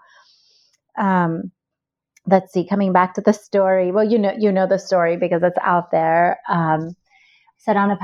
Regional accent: Iran; moved away; I was born and raised in Iran

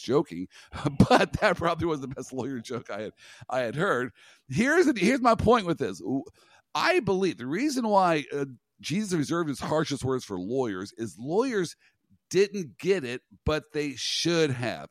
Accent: Kansas, United States; I'm from Kansas. I got roots in Nebraska.

